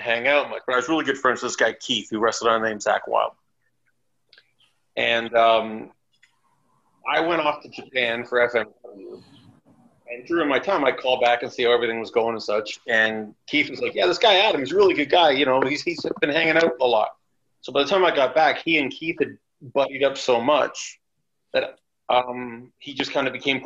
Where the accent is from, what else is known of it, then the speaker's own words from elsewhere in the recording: Toronto, Ontario, Canada; moved away as an adult; now in Germany; I'm originally from Toronto.